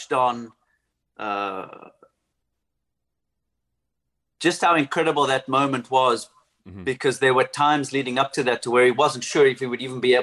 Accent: Somerset West, Western Cape, South Africa; my hometown in Somerset West.

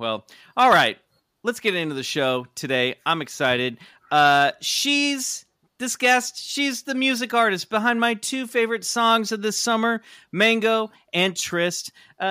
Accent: Kansas, United States; where I grew up in Kansas

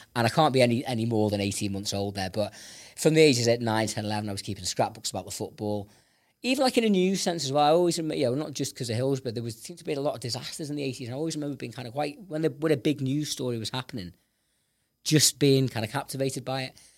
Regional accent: Liverpool, North West England, United Kingdom; I was born in this city

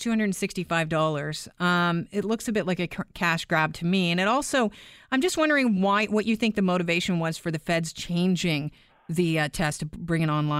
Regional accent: Canada; my mom came into Canada. She is from Ireland. She's now a Canadian citizen. We didn't grow up in that house where it's like, I'm Irish. It was I'm Canadian first. And yeah, long ago, I lived in Ireland.

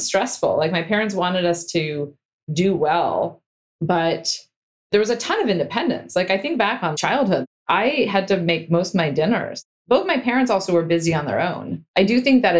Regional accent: Stanford, California, United States; I grew up on Stanford campus

